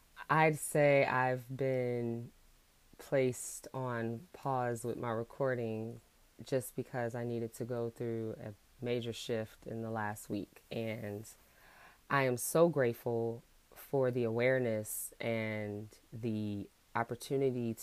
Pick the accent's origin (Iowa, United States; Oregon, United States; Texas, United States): Texas, United States; Houston; I'm from Houston